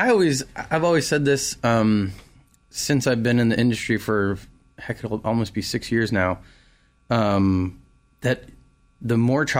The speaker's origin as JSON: {"language": "English", "region": "California", "country": "United States", "moved": "as an adult", "lives_now": "Raleigh, United States", "said": "When I moved to Raleigh from California, I found my home."}